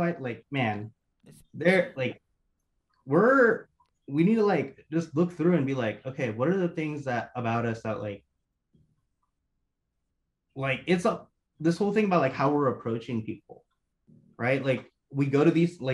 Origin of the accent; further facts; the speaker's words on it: Oklahoma, United States; also born or lived in Bangladesh / Denver; I grew up in Oklahoma, in a big town in Oklahoma, and the biggest like city in Oklahoma